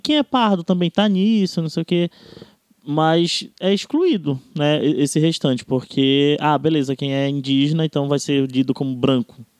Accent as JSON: {"language": "Portuguese", "region": "Amapá", "country": "Brazil", "said": "eu, por exemplo, que venho do Amapá"}